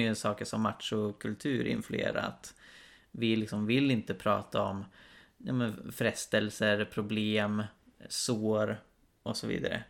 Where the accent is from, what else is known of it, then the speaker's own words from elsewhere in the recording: Karlstad, Värmland, Sweden; also born or lived in Uppsala; hemma i Karlstad där, där vi bodde jag och min syster med mamma vanligtvis